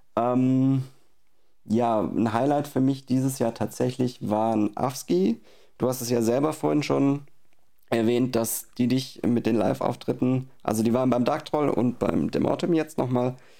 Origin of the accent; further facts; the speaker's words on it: Baden-Württemberg, Germany; hier unten im Süden, in Baden-Württemberg, wo ich herkomme